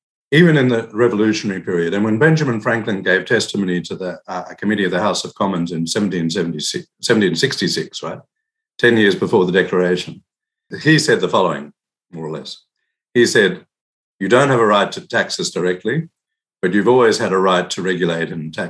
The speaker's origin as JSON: {"language": "English", "country": "Australia", "said": "I'm actually from Australia"}